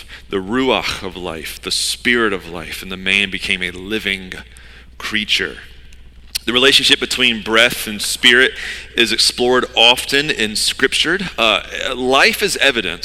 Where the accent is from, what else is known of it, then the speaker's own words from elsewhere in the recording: the South, United States; now in Wilmington, United States; I grew up in the South, in the deep Bible Belt South